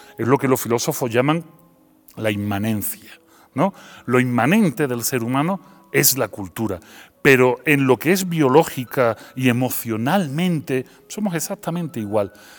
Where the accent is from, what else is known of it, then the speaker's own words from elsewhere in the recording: Seville, Andalusia, Spain; accent: Andalusian; moved away as an adult; also born or lived in Belgium; now in Mexico; pero yo nací en Bélgica, pero, eh, pero soy sevillano, mi acento es andaluz